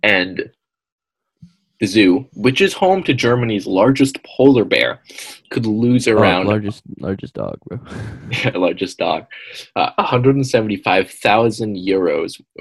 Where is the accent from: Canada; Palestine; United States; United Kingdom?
Canada; We're Canadians